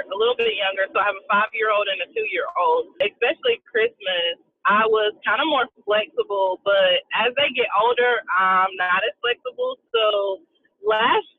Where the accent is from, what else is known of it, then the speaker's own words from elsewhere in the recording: Duncan, South Carolina, United States; I'm from South Carolina, a small town called Duncan, literally like one street.